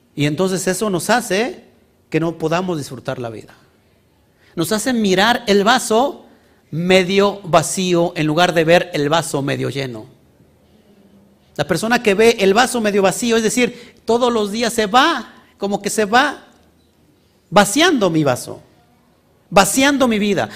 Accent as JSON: {"language": "Spanish", "area": "Orizaba Valley", "region": "Veracruz", "country": "Mexico", "said": "Somos del estado de Veracruz, del Valle de Orizaba, el Valle Profético."}